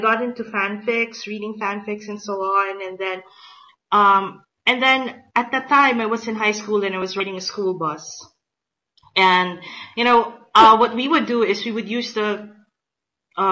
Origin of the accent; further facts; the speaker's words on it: Philippines; I'm from the Philippines